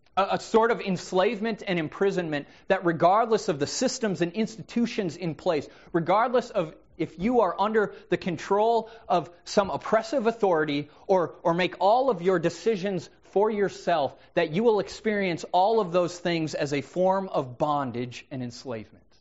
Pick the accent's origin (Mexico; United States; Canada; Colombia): United States; I'm an American. I live in the land of the free.